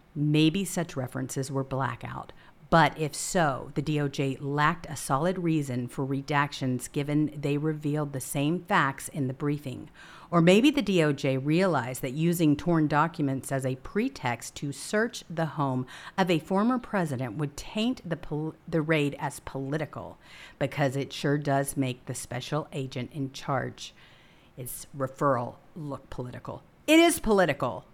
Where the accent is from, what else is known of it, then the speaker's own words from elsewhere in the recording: United States; also born or lived in Washington, D.C. area; as an American